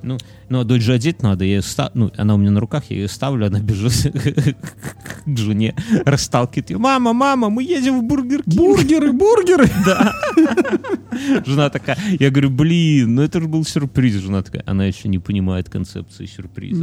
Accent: Belarus; Нам, белорусам

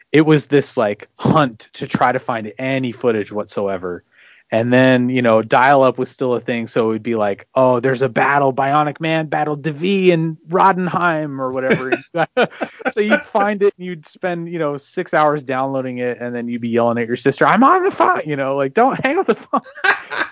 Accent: Beaverton, Oregon, United States; my hometown of Beaverton, mm-hmm. Oregon

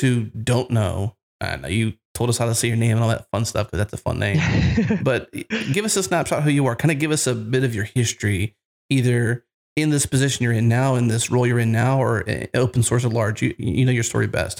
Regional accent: United States; I'm an American, so I've got just a typical English way I say it

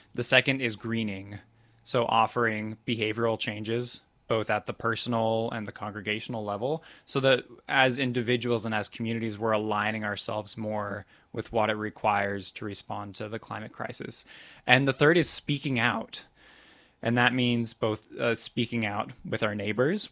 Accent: Topeka, Kansas, United States; I grew up in Topeka, Kansas at a Southern Baptist church

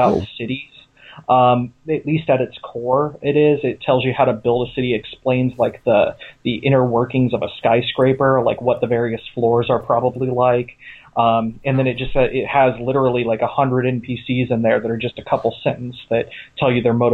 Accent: Ohio, United States; also born or lived in California; now in Pennsylvania, United States; I'm not originally from Pennsylvania. I come from Ohio. I mostly lived in California. I just recently moved here with my wife

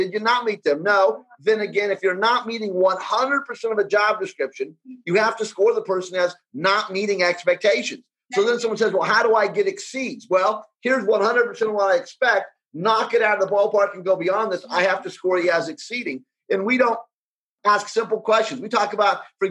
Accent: United States; I grew up in the United States

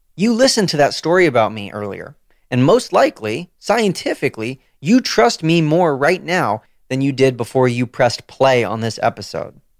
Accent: Southern California, United States; moved away as an adult; also born or lived in Washington, D.C.; I was born and raised in Southern California

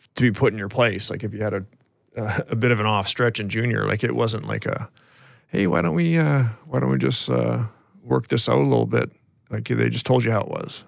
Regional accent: Ashcroft, British Columbia, Canada; also born or lived in Vernon, British Columbia; My dad worked for, uh, for Telus, or B C Tell at the time, and, and then ended up getting transferred to, uh, to Ashcroft

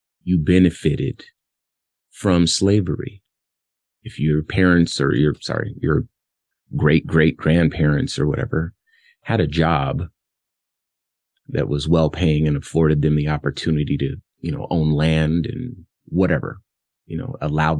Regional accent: Compton, California, United States; I'm from Compton, California, and I was born in the 80s

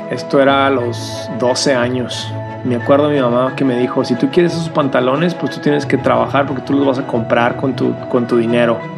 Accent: Ciudad Juárez, Chihuahua, Mexico; also born or lived in El Paso, United States; Yo nací en la frontera, en El Paso y Ciudad Juárez, y ahí viví hasta los 18 años.

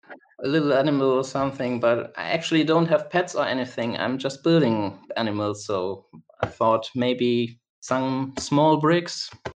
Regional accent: Germany; English is a second language; Well, I'm from Germany. I'm based in Cologne, Germany. That's in the west of Germany.

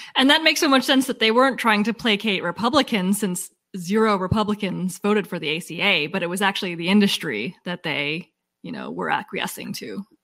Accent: Massachusetts, United States; we're from Massachusetts

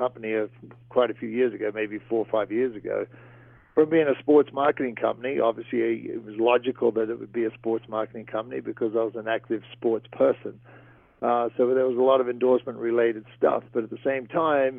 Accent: Great Barrier Reef, Queensland, Australia; moved away; ever since I was a kid growing up on the Great Barrier Reef

